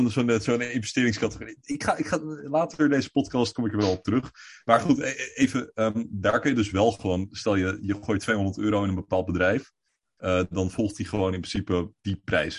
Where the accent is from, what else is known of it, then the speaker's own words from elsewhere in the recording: Netherlands; wij als Nederlanders